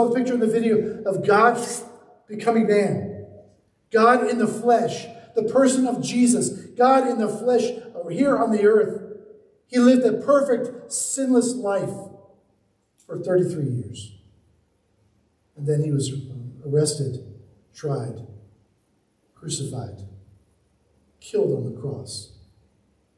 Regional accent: Charleston, South Carolina, United States; I grew up in Charleston, South Carolina.

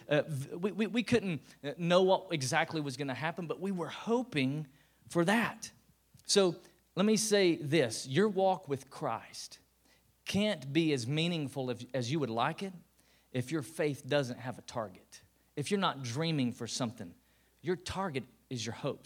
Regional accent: Tennessee, United States; I was born and bred in Tennessee

